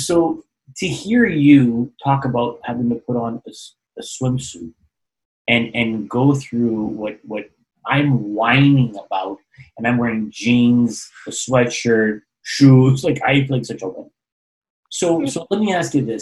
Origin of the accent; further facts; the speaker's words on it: Toronto, Ontario, Canada; moved away; I grew up in Toronto, Canada, and we used to have so much snow back in the day